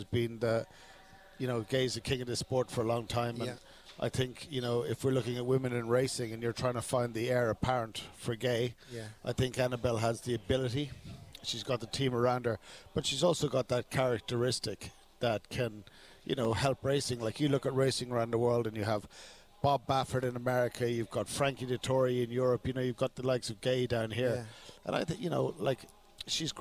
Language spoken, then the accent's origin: English; Ireland; now in Australia; I grew up in Ireland, and we've obviously got the farm in Ireland